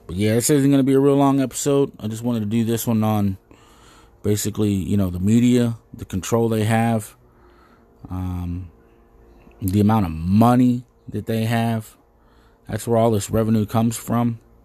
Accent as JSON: {"language": "English", "country": "United States", "said": "as an American"}